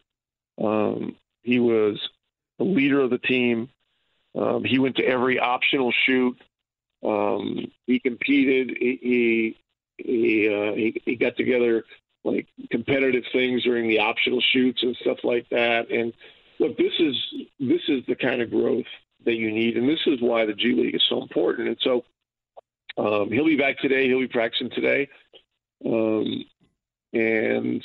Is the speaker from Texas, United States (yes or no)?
no; Ogdensburg, New York, United States; now in Indianapolis, United States; About a 10-minute ride to my hometown in Ogdensburg